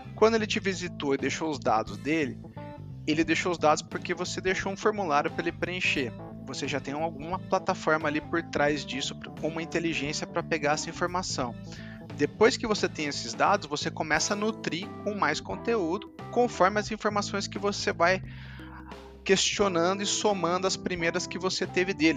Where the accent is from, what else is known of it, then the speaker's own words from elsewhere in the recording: Campinas, São Paulo, Brazil; eu sou de Campinas